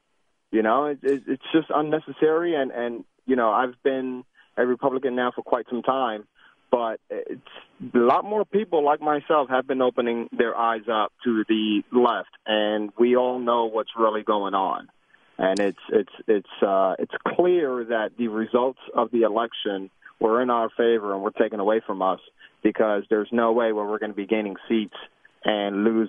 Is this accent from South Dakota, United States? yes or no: no; New York, United States; moved away as an adult; now in Cumming, Georgia, United States; I'm born and raised in New York, been down here in Georgia now 15 years, and I'm Puerto Rican. And first and foremost, I'm an American first.